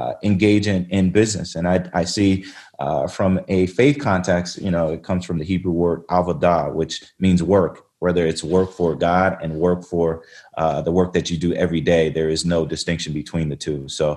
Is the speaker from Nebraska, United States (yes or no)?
no; Denver, Colorado, United States; I grew up Northeast Denver. I grew up in the Clayton and North City Park neighborhood